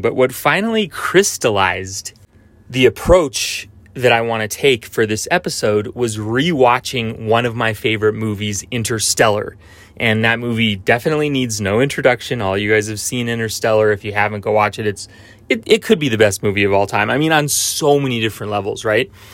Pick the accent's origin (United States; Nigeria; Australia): United States; I grew up in Tahoe